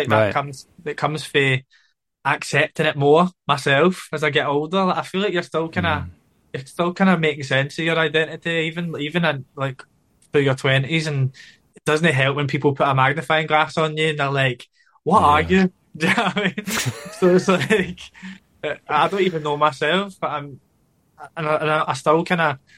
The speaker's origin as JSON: {"language": "English", "town": "Glasgow", "region": "Scotland", "country": "United Kingdom", "tie": "born or raised there", "said": "growing up in Glasgow"}